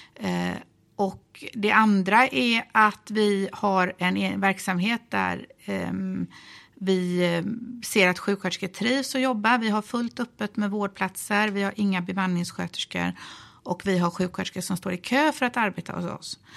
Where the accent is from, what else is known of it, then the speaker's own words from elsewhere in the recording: Gothenburg, Västra Götaland, Sweden; jag är ju från Göteborg